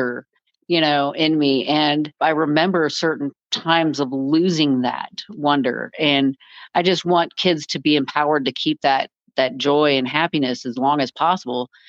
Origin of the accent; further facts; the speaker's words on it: California, United States; moved away as an adult; now in Kansas, United States; Originally, I'm from California, joined the Marines right out of high school